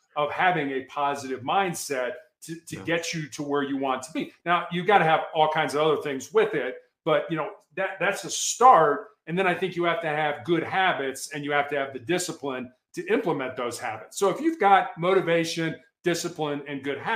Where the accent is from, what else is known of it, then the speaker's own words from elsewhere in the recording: Chicago, Illinois, United States; growing up in Chicago, I played basketball in the same conference with a guy by the name of Isaiah Thomas.